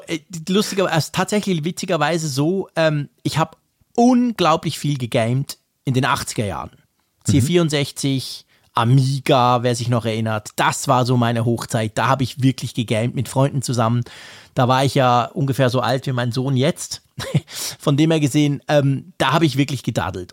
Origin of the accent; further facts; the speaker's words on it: Switzerland; als Schweizer